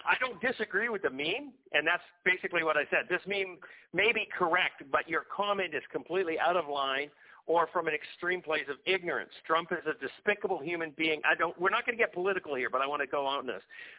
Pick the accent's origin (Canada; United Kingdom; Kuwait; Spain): Canada; I'm a Canadian. I always have lived in Canada.